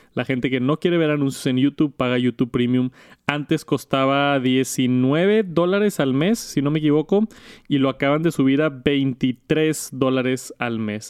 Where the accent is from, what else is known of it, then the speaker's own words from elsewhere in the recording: Monterrey, Nuevo León, Mexico; yo soy de Monterrey, de Monterrey, México